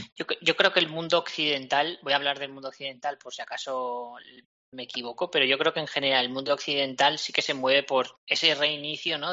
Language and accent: Spanish; Navarre, Spain; como buen navarro que soy, Hmm. de origen navarro